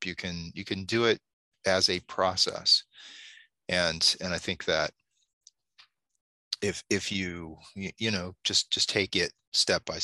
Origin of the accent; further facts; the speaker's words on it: Alaska, United States; moved away; growing up in Alaska